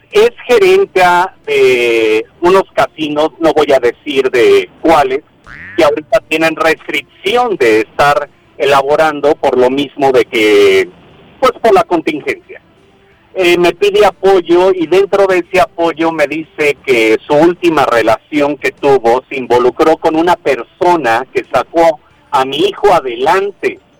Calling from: Guadalajara, Jalisco, Mexico; te hablo de aquí de Guadalajara, Jalisco.

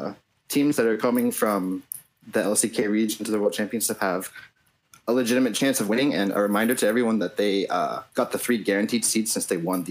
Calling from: Sherman Oaks, California, United States; Hey guys, I am calling from Sherman Oaks.

